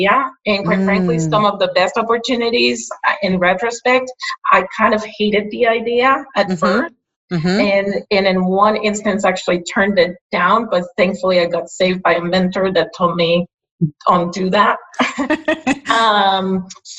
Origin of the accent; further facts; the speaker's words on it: Puerto Rico; first language Spanish; English is a second language; moved away as an adult; also born or lived in New Jersey, United States; I am from Puerto Rico